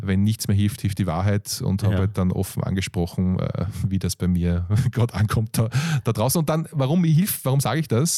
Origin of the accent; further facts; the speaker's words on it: Austria; aus Europa, Österreich hier